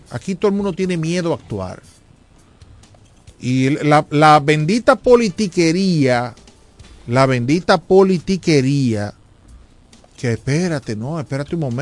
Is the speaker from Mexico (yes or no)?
no; Dominican Republic; Yo, yo, yo tengo el temor, y lo digo como dominicano, ya yo no me voy de este país.